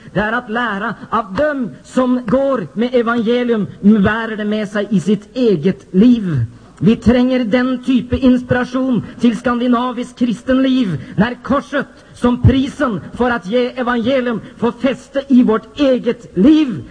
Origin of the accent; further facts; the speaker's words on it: Norway; jag som norsk pingstvän från Norge